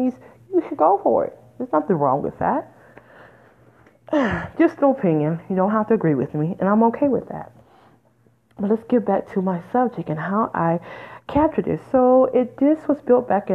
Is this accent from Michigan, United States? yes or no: yes; Detroit, Michigan, United States; moved away; I'm originally from Detroit, Michigan, which is 10 minutes from Windsor, Canada.